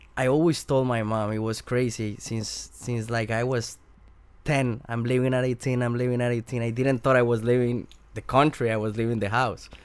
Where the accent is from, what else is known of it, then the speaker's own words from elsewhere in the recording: Bogota, Bogotá Capital District, Colombia; English is a second language; moved away; I'm from Colombia, from Bogota, and when, when I grow there